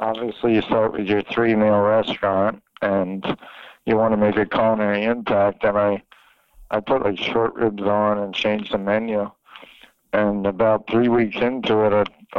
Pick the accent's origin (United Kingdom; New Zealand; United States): United States; Philadelphia, Pennsylvania; moved away as an adult; also born or lived in New York City / Miami; I'm from Philadelphia